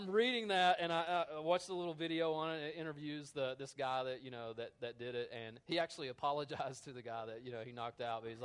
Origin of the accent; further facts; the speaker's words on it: United States; I'm an American